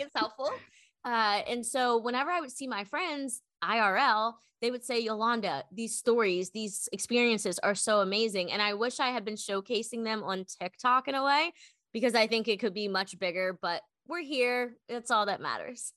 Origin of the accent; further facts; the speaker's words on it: Maryland, United States; moved away as an adult; now in Austin, United States; I am an East Coast girl through and through, originally from Maryland